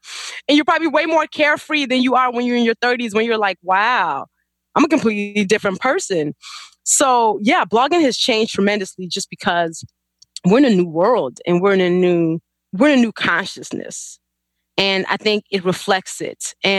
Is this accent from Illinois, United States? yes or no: yes; Chicago, Illinois, United States; also born or lived in Nigeria; So I was born in Nigeria and then we moved to Chicago when I was 9. Chicago's been home since.